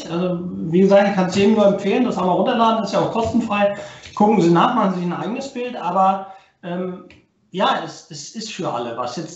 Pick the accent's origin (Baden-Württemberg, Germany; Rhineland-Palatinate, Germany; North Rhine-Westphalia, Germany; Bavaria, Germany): Baden-Württemberg, Germany; born there; ich komme gebürtig nicht aus Rostock, äh, bin geboren im Schwabenland, also auch ein Schwabe